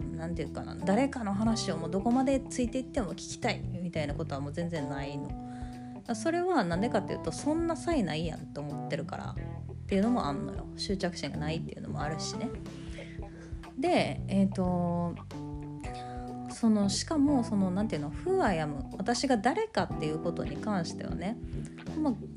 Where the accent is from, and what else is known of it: Kansai, Japan; accent: Kansai dialect